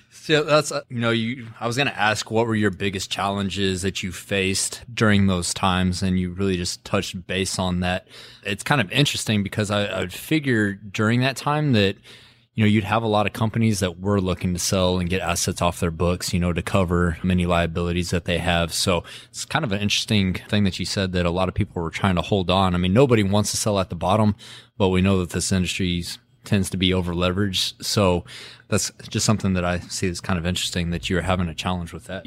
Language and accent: English; Midland, Texas, United States; accent: Texas; I graduated high school in the downturn in oh eight, so I'm from Midland